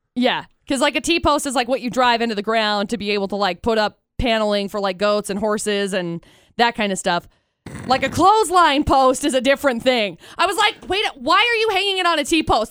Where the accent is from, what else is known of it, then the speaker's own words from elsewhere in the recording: California, United States; now in Logan, United States; Growing up in California